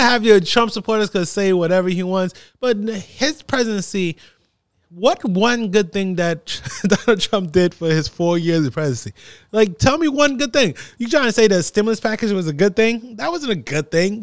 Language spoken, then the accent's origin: English; New Jersey, United States; I'm from New Jersey